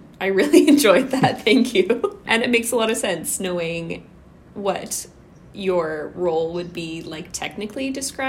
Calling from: Kamloops, British Columbia, Canada; I would also like to acknowledge that I'm calling in from Kamloops, which is the traditional unceded territory of the Kamloops to Tshwetmek people.

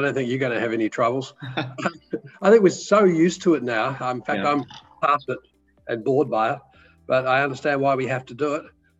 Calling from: Anglesea, Victoria, Australia; We're calling from Anglesey in Victoria, which is about an hour and a half south of Melbourne.

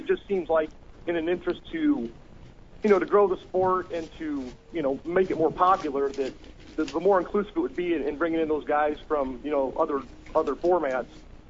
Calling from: Fort Wayne, Indiana, United States; from Fort Wayne, Indiana.

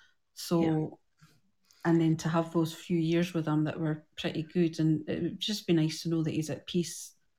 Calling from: Scotland, United Kingdom

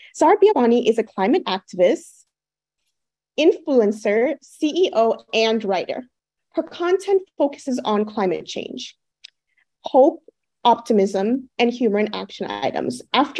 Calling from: Miami, Florida, United States; I am connecting today from the Seminole, Taino, Tequesta, Miccosukee, and Mississauga lands in Miami, Florida.

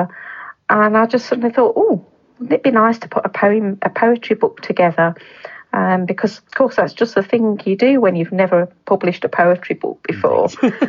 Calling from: Cannock, West Midlands, United Kingdom; I live in the in Staffordshire, in Cannock, a little town called Cannock in Staffordshire.

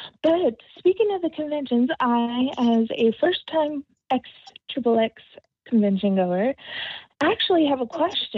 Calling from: Texas, United States; all the way from Texas.

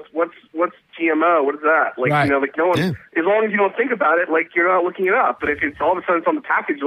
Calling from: New York, United States; I'm calling from New York.

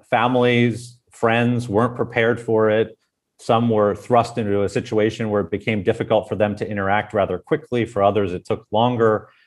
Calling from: Berlin, Germany; I'm speaking actually from Berlin

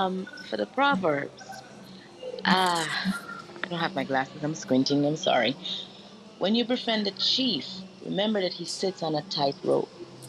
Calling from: Canada; I am in Canada at the moment

